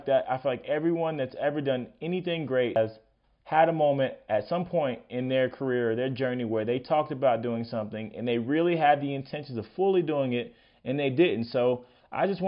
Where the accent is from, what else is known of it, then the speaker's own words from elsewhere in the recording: Florida, United States; I was a kick returner in high school, and I'm from Florida